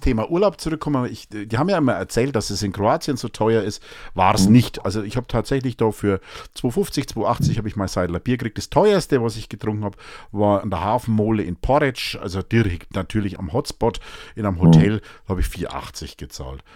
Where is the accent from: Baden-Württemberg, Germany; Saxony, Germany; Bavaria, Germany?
Bavaria, Germany; Münchberg; ich bin ja Münchberger, ne? Ich bin ja ursprünglich in Münchberg geboren, ich war ja immer in der Fledermaus